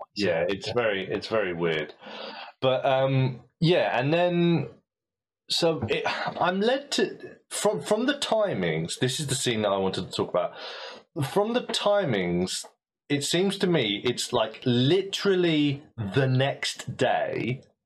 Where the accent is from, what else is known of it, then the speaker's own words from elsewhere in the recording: United Kingdom; as a British ear